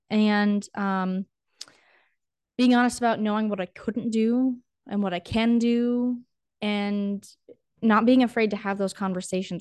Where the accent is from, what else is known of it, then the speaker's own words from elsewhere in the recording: North Dakota, United States; also born or lived in Lincoln, Nebraska; I grew up in North Dakota, born and raised